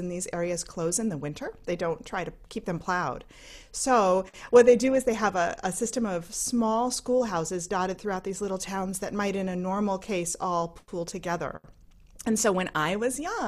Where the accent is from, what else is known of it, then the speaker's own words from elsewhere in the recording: Vermont, United States; now in North Carolina, United States; I grew up in Vermont in a little tiny town with 280 people in it